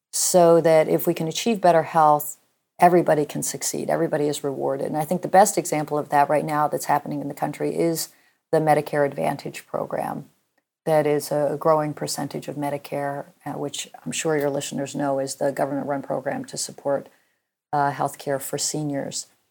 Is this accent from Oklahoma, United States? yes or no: yes; Norman, Oklahoma, United States; I grew up in Norman, Oklahoma